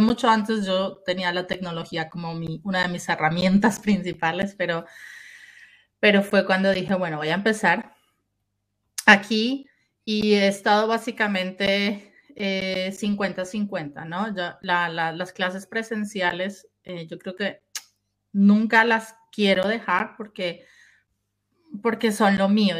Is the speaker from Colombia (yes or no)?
yes; Colombia; moved away as an adult; also born or lived in Germany; Yo soy eh, originalmente de Colombia, nací en Colombia